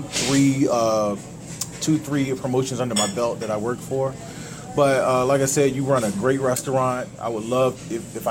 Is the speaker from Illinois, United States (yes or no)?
no; Norfolk, Virginia, United States; where I grew up in Norfolk, Virginia